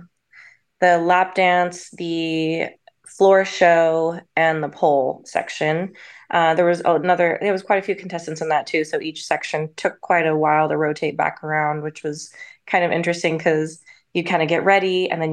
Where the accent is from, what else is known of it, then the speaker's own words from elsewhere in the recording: Washington, United States; also born or lived in Portland, Oregon; now in Dallas, United States; I grew up in Washington State, moved to Portland, Oregon pretty young, and then during the pandemic in 2020, moved to Dallas, Texas.